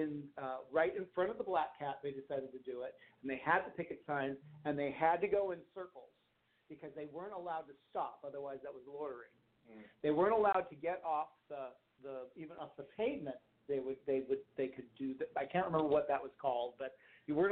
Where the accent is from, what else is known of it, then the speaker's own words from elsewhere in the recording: Los Angeles, California, United States; growing up in Hollywood